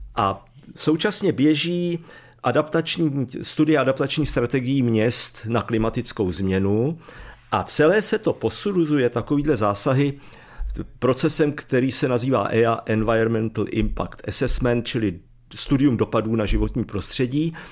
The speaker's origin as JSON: {"language": "Czech", "town": "Jindřichův Hradec", "region": "South Bohemian Region", "country": "Czechia", "said": "já jsem z Jindřichova Hradce"}